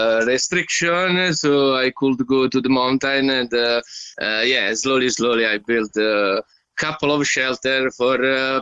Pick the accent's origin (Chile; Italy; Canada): Italy; moved away as an adult; also born or lived in England / Germany; from Italy. I am 36 at the moment.